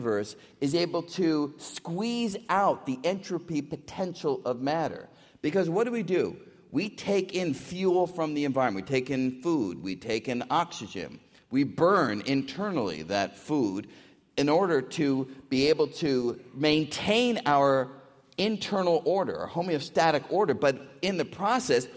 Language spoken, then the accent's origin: English; New York City, New York, United States; I grew up in New York City